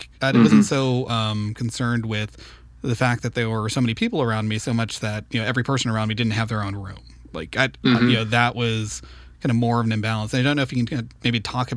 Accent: Santa Ana, California, United States; I grew up in Santa Ana, right in the very center of town.

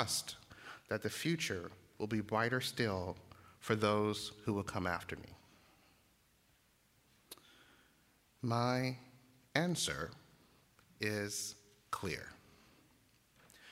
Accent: Uniontown, Alabama, United States; I grew up just 30 miles west of Selma in Uniontown, Alabama

